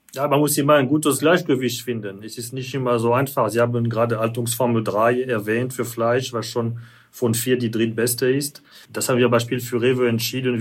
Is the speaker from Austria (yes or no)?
no; France; German is a second language; now in Germany; ich als Franzose